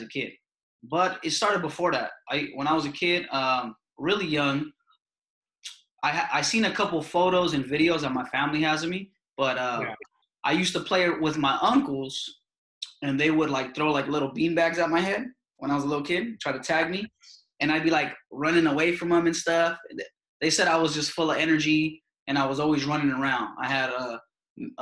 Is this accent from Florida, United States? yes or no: no; San Jose, California, United States; growing up in San Jose